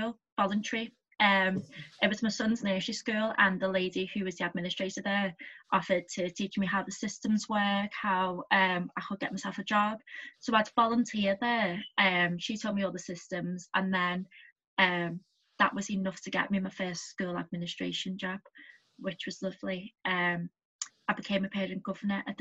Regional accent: Liverpool, North West England, United Kingdom; I was brought up in Heighton, the posh part

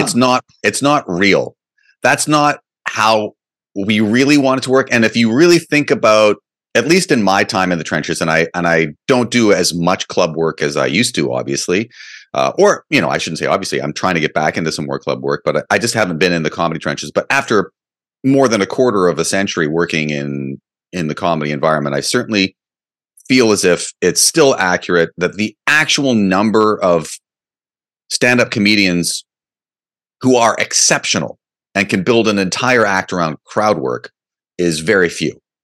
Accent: Canada; as a Canadian comic

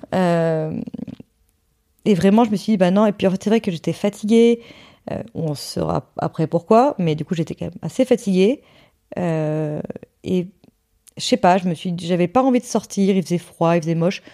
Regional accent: Hossegor, Nouvelle-Aquitaine, France; moved away; dans le sud-ouest chez moi à Osgore

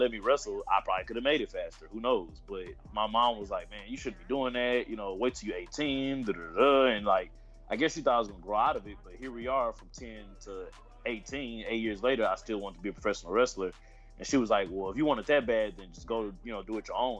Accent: Houston, Texas, United States; I'm from Houston, Texas

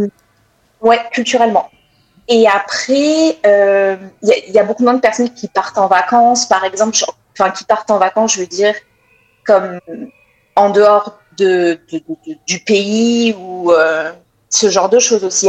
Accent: France; accent: French; now in Quebec, Canada; avec mon accent, ils entendent tout de suite que je viens de France

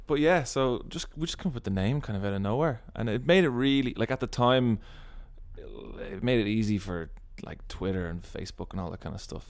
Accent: Ireland; we were referred to as the Irish guys.

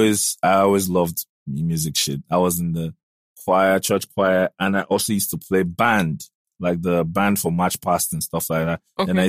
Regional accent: the East, eastern Nigeria, Nigeria; also born or lived in Adamawa State / Aba / Port Harcourt; But I grew up in the East, so I speak Igbo.

